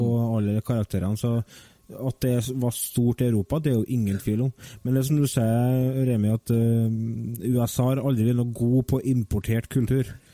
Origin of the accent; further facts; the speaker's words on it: Verdal, Trøndelag, Norway; Fra Verdalen, født og oppvokst.